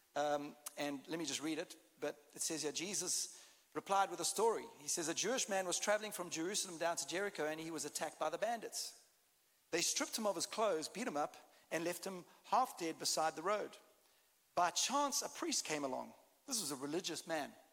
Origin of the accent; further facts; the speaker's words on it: South Africa; accent: South African; As you can hear, I've got a bit of a different accent. I'm South African, although I can speak Texan.